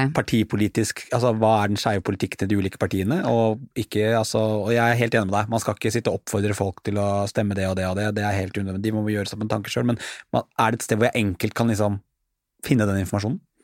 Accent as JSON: {"language": "Norwegian", "country": "Norway", "said": "jeg som nordmann"}